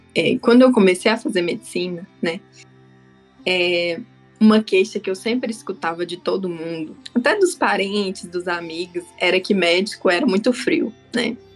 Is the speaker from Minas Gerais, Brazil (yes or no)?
yes; Taiobeiras, Minas Gerais, Brazil; now in Curitiba, Brazil; eu sou natural de uma cidade que se chama Taiobeiras, é no norte de Minas